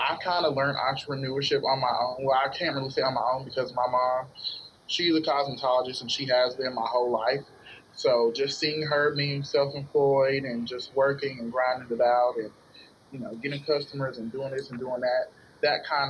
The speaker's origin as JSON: {"language": "English", "town": "Goldsboro", "region": "North Carolina", "country": "United States", "said": "I'm originally from Goldsboro, North Carolina"}